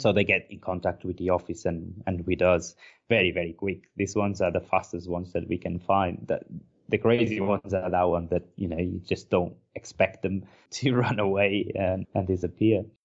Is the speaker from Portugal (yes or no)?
yes; Porto, Norte, Portugal; English is a second language; moved away as an adult; I can't find a place like my hometown